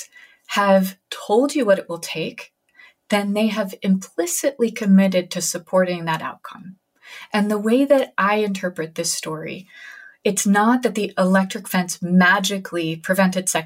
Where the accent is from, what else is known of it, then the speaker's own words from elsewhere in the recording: New Haven, Connecticut, United States; my hometown of New Haven, Connecticut